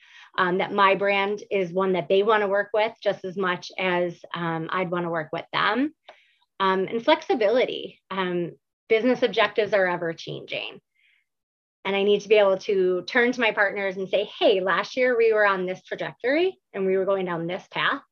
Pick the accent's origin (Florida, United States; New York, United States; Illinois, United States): New York, United States; Buffalo; born and raised in Buffalo, New York.